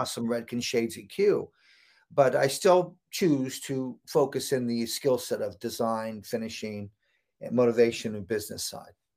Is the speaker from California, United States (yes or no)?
yes; Santa Cruz, California, United States; I grew up in Santa Cruz, California